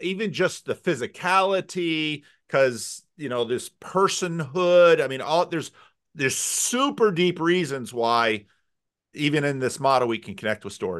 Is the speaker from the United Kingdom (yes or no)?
no; United States; I'm Protestant. I'm American.